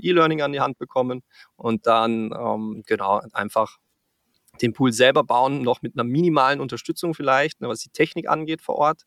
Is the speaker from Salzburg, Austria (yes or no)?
yes; Salzburg, Austria; moved away as an adult; also born or lived in Frankfurt area, Germany / Canada; now in Cologne, Germany; Ich komme ursprünglich aus Österreich, äh, aus dem schönen Salzburg